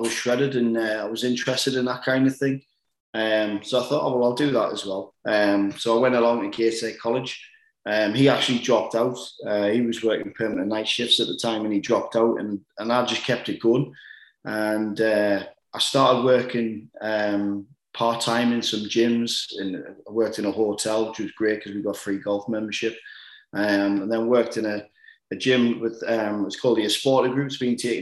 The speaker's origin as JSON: {"language": "English", "town": "Washington", "region": "North East England", "country": "United Kingdom", "said": "I'm from Washington, which is a town in between Sunderland and Newcastle"}